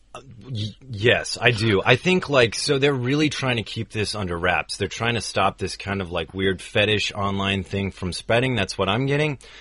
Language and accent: English; United States; as an American in the U.S.